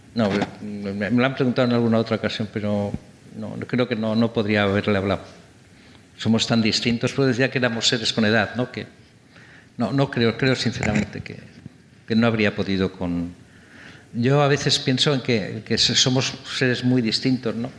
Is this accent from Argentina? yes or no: no; Santander, Cantabria, Spain; also born or lived in London; now in Madrid, Spain; yo soy de Santander, nací en Santander